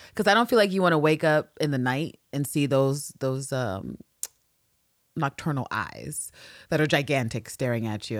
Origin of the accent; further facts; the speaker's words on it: New York, United States; I'm a New Yorker